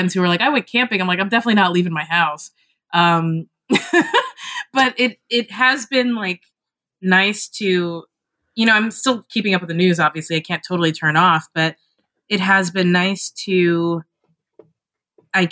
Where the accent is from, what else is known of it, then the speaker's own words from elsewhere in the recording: Kentucky, United States; I'm from Kentucky